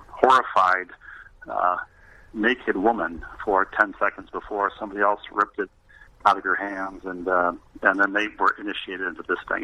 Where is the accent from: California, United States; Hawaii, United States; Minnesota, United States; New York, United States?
Minnesota, United States; Bloomington; also born or lived in Elmhurst, Illinois; I grew up in Bloomington, Minnesota, suburban Minneapolis